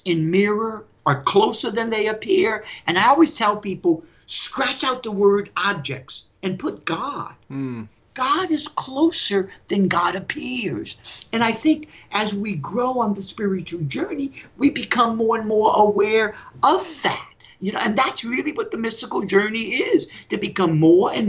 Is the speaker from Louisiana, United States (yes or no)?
yes; New Orleans, Louisiana, United States; When I was growing up in New Orleans, I still remember I was about 5 or 6 years old